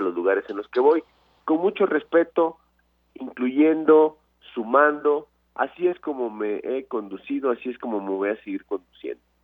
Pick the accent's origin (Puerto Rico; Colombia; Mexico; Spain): Mexico; Veracruz; En Veracruz, en mi estado